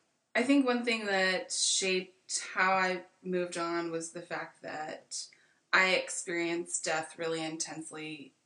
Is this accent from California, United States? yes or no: yes; Napa Valley, California, United States; I'm from Napa Valley